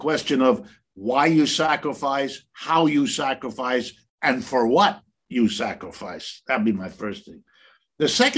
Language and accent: English; Ohio, United States; I was born in Ohio, right in the middle of the United States. I grew up going to public school.